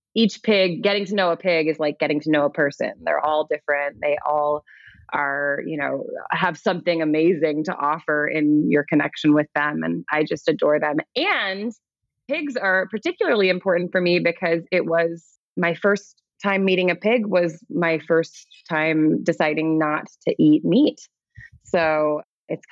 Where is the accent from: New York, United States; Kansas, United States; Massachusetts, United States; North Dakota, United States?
New York, United States; New York City; I grew up in New York City.